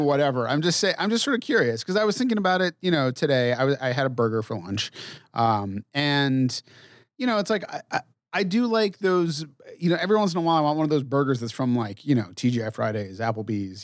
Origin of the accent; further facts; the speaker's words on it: New England, United States; I grew up in New England